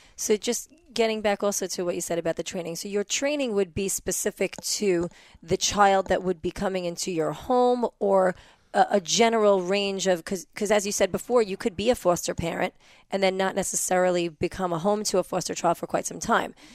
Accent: New York, United States; I was born and raised in New York

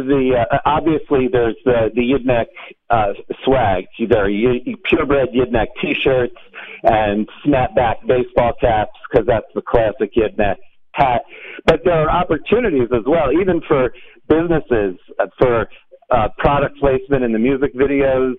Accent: Virginia, United States; now in Hollywood, United States; I grew up in Virginia

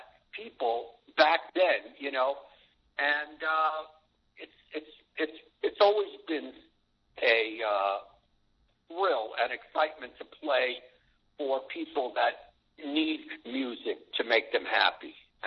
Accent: New York City, New York, United States; also born or lived in Great Neck, New York; I'm from Brooklyn, Great Neck

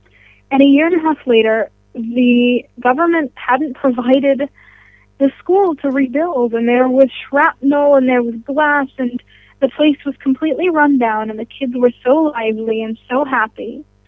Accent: Tempe, Arizona, United States; now in Israel; I'm from Tempe, Arizona, right near Arizona State University.

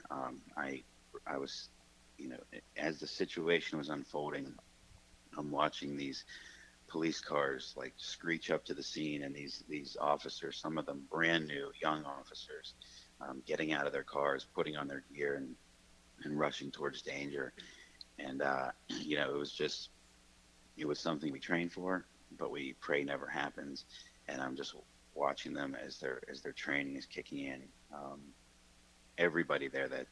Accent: Pittsburgh, Pennsylvania, United States; I grew up in Squirrel Hill

